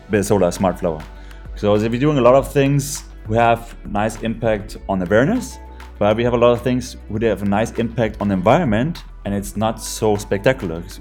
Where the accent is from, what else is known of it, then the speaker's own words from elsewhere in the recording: Germany; So since I came out from Germany, I loved um, to use this technology. In Germany, we just had the problem there is not enough sun